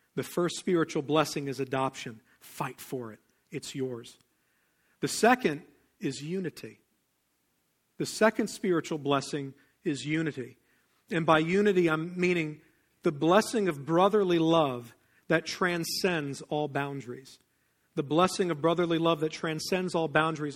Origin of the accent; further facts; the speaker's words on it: Pennsylvania, United States; I didn't grow up in the South. I grew up in Pennsylvania